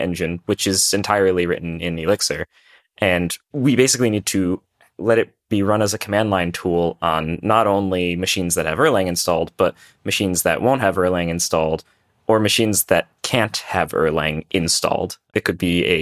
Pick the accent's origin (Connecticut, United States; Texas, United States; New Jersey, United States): Connecticut, United States; New Haven; moved away as an adult; also born or lived in Bay Area; now in Seattle, United States; I was actually living on the East Coast for most of my life in Connecticut, around the New Haven area. It's kind of where I originated from.